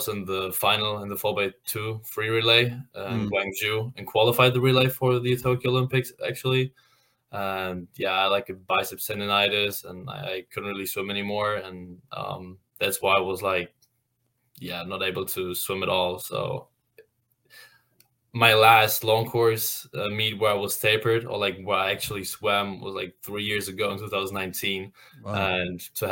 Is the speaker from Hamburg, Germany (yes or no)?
yes; Hamburg, Germany; moved away as an adult; now in Indiana, United States; I'm from Hamburg, Germany.